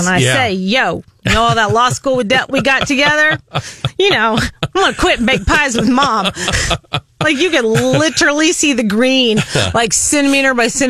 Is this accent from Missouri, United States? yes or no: yes; Columbia, Missouri, United States; also born or lived in Poplar Bluff, Missouri; Well, I was born in Southeast Missouri in Poplar Bluff, although my parents moved here when I was three.